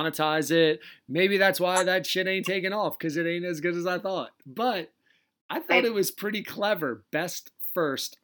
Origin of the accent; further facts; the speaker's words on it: Delaware, United States; accent: Delaware; my Delaware accent